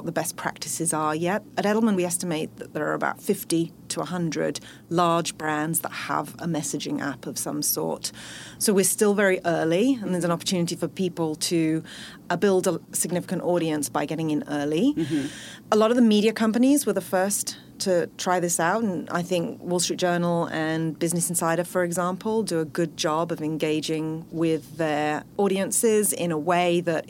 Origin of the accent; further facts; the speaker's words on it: United Kingdom; accent: British; moved away as an adult; now in Bay Area, United States; I actually started my career in the UK, as you can probably tell from my accent